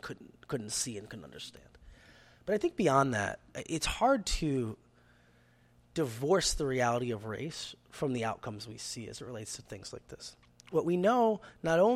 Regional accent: Cleveland, Ohio, United States; moved away; Cleveland's my hometown

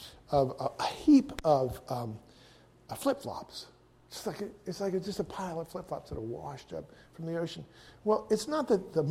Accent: United States; as an American

